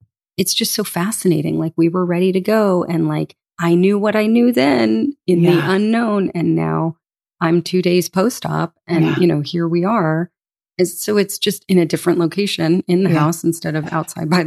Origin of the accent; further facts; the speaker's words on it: Boca Raton, Florida, United States; Grew up on the water in a small surf town called Boca Raton